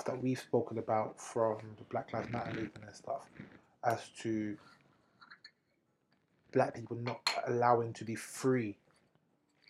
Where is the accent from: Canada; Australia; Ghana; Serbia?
Ghana; I'm from Ghana